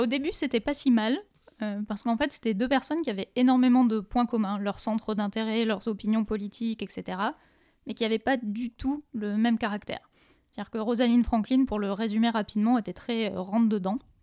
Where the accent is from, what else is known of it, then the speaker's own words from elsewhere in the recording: France; on peut se, glorifier un peu de ça en tant que Français